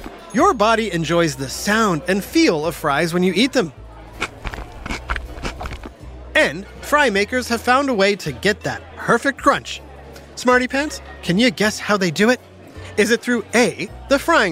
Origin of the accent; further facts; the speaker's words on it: Florida, United States; my home state of Florida